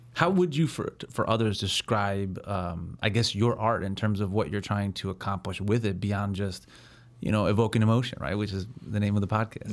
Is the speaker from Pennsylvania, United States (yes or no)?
no; Chicago, Illinois, United States; growing up in Chicago myself